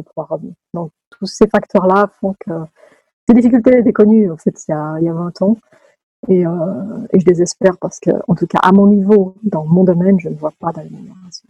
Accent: Lausanne, Vaud, Switzerland; moved away as an adult; also born or lived in Edinburgh / California; Je suis née d'un papa italien et d'une maman française qui se sont rencontrés à Lausanne. J'y ai fait mes études euh, mes premières

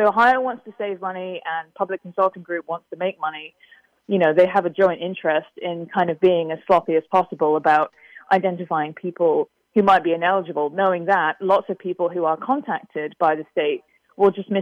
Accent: United Kingdom; I'm from Britain

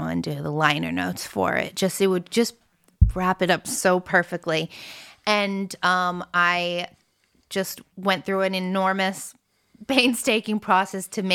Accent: United States; first language French; English is a second language; as an American

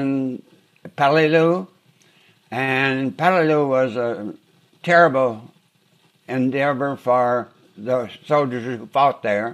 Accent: Lincoln County, Kentucky, United States; moved away as an adult; now in Dayton, Ohio, United States; I'm a blue-blood Kentuckian, a misplaced Kentuckian in Ohio. So my home, I was raised in Lincoln County, Kentucky

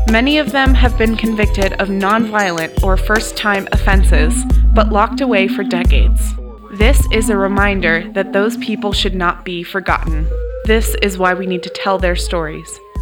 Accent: California, United States; born or raised there; also born or lived in Canada

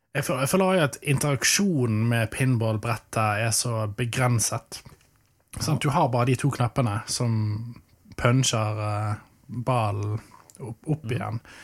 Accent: Arna, Vestland, Norway; Jeg vokste opp i Arna

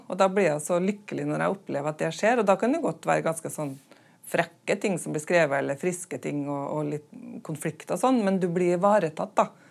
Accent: Smøla, Møre og Romsdal, Norway; øya der jeg kommer fra, Smøla

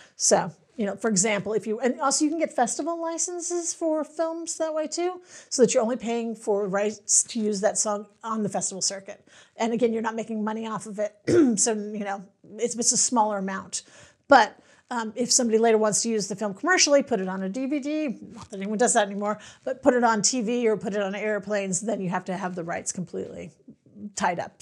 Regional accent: Los Angeles, California, United States; I'm from Los Angeles

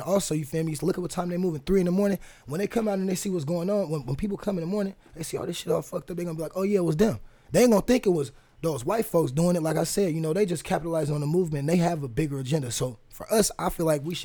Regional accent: Fresno, California, United States; also born or lived in Oakland, California; now in Portland, United States; I grew up in Fresno, California.

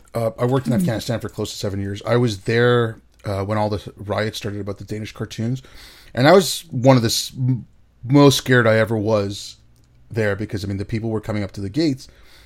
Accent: India; born there; Like, I was born in India.

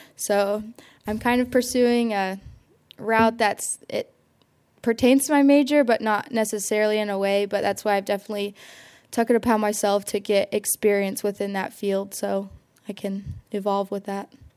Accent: Seymour, Indiana, United States; I'm from Seymour, Indiana, so hometown of John Mellencamp

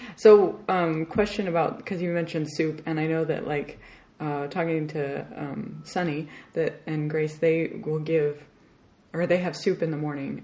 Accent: Arizona, United States; I grew up in Arizona.

